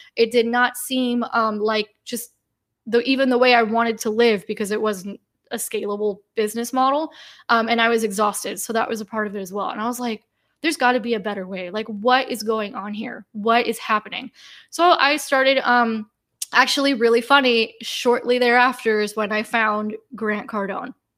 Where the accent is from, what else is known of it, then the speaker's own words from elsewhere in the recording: United States; I was born and raised in the United States